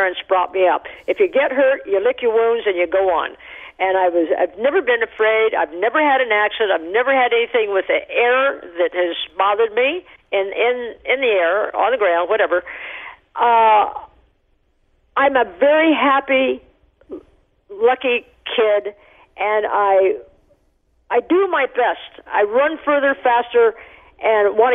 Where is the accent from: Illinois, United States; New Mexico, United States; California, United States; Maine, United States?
New Mexico, United States; Taos; I was born in Taos, New Mexico